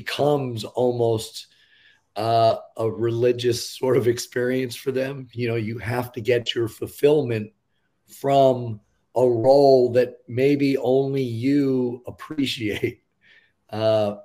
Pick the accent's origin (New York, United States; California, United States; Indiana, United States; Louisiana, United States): New York, United States; I grew up in New York